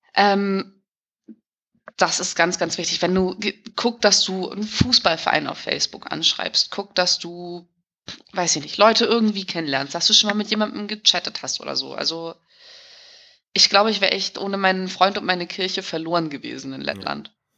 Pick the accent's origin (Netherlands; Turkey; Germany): Germany; Hamburg; moved away as an adult; also born or lived in Riga, Latvia; now in Latvia; ich komme aus Hamburg-Billstedt